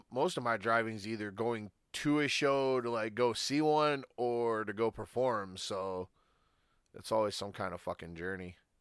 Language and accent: English; Michigan, United States; I'm from Michigan